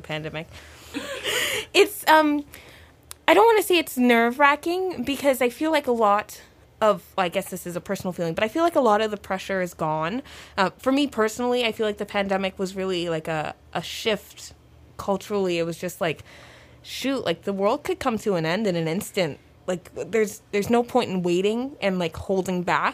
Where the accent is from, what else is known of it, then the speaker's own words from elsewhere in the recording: Toronto, Ontario, Canada; I grew up, like, born and raised in Toronto